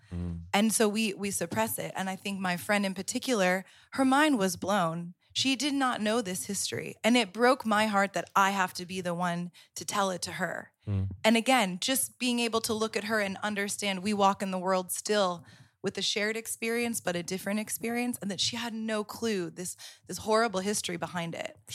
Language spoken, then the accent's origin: English; Florida, United States; moved away as an adult; now in Amsterdam, Netherlands; I grew up in the South. I grew up in Florida